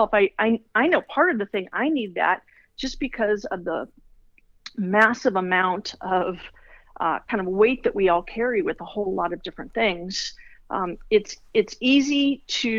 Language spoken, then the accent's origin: English; Los Angeles, California, United States; Born and raised in Los Angeles.